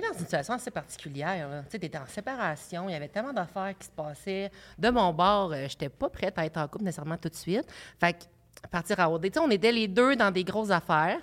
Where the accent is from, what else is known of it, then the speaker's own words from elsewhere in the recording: Abitibi, Quebec, Canada; moved away; j'étais euh, un petit gars de l'Abitibi